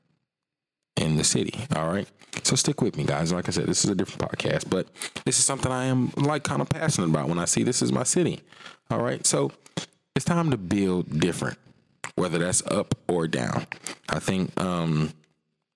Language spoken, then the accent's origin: English; Atlanta, Georgia, United States; also born or lived in South Fulton, Georgia; I live in South Fulton, but I was born in Atlanta